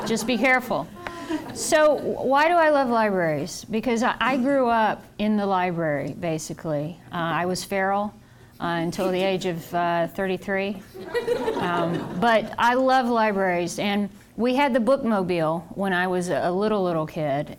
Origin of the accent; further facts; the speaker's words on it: the South, United States; I'm from the South